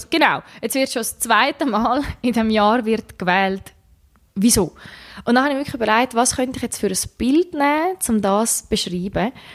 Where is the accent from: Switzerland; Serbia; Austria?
Switzerland; also born or lived in Czech Republic; ich bin in der Schweiz mehr oder weniger aufgewachsen. Also wir haben auch noch im Ausland gewohnt, wo ich klein bin als, als Kind